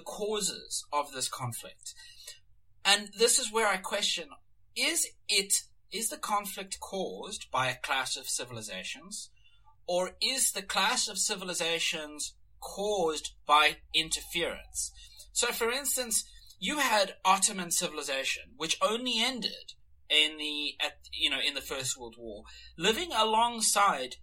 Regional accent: South Africa; now in Australia; I grew up in South Africa.

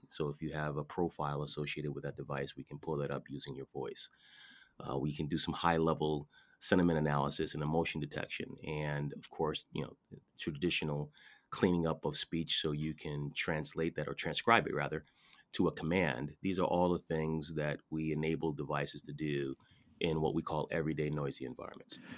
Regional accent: Connecticut, United States; I'm from Connecticut

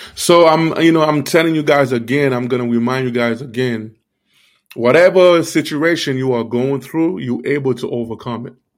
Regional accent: Miami, Florida, United States; also born or lived in Haiti; I grew up in Miami.

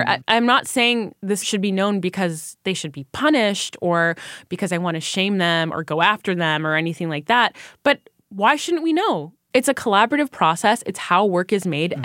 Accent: Canada; I am Canadian. Currently, I mostly work in the United States

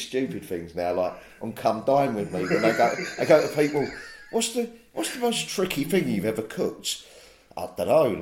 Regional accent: London, United Kingdom; I was coming up from South East London, and I was fucking off back to South East London every night.

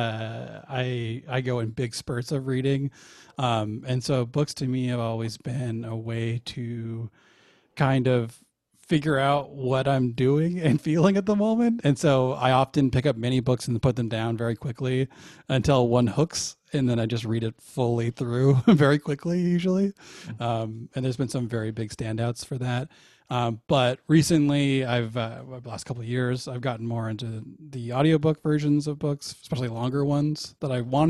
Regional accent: Portland, Oregon, United States; I'm from Portland, Oregon

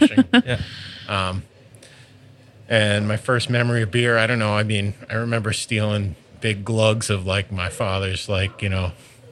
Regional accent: Great Barrington, Massachusetts, United States; moved away; the Great Barrington Brewery, which is kind of like my hometown, you know, brew pub.

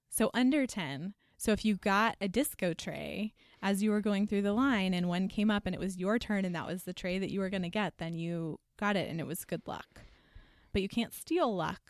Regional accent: Texas, United States; moved away as an adult; I'm from Texas

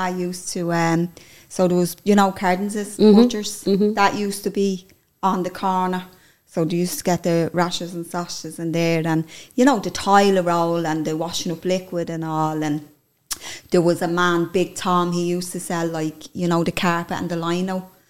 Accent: Dublin, Leinster, Ireland; also born or lived in Blessington Street, Dublin; now in Ballymun, Ireland; I'm originally from Avondale Flats. And we moved up to Blessington Street when I was about 15, I'd say.

